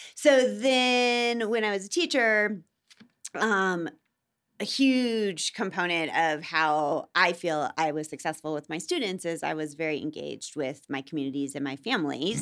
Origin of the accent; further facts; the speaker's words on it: Iowa, United States; also born or lived in Gary, Indiana; now in Denver, United States; I grew up in Iowa